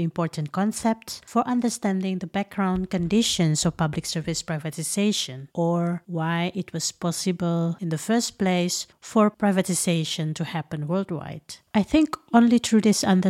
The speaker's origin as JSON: {"language": "English", "region": "Jakarta", "country": "Indonesia", "tie": "born or raised there", "said": "I was born in Jakarta, I studied architecture in an urban setting"}